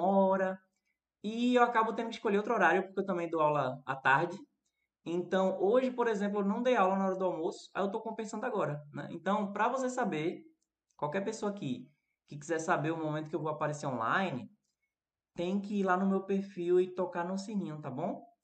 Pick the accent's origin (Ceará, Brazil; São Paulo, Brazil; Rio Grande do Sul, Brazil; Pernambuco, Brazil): Pernambuco, Brazil; Recife; eu sou do Recife, né? Sou brasileiro.